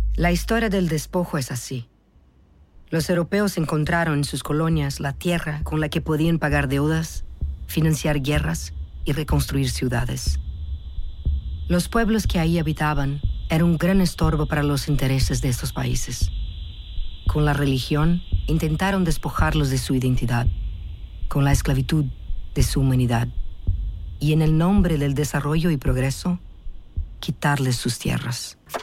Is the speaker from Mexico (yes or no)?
no; Brazil; Spanish is a second language; Yo soy brasileña